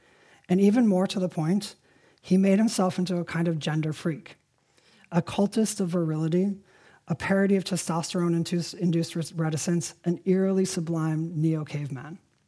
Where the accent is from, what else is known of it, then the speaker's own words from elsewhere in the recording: Evanston, Illinois, United States; I was born in Evanston, the sister suburb to Oak Park, and home of the temperance movement.